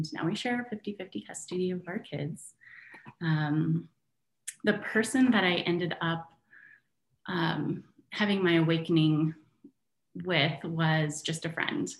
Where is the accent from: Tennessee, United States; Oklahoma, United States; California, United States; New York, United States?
California, United States; moved away as an adult; also born or lived in Michigan; now in Battle Creek, Michigan, United States; I grew up in California, and I moved in at my grandma's house